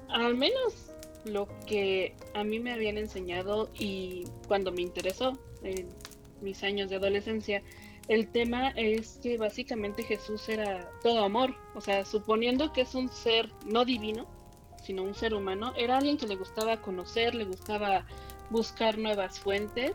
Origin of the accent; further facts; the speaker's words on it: Mexico; soy mexicana